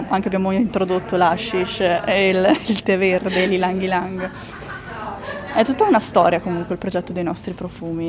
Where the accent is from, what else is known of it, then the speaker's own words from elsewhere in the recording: Italy; il mio paese